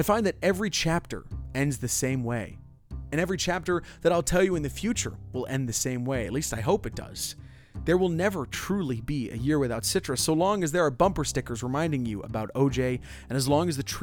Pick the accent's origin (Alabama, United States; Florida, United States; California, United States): Florida, United States; Orlando; my hometown of Orlando